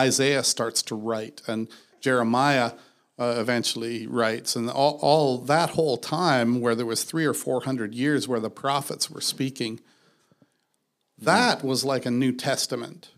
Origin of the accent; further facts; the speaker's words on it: Canada; I'm a Canadian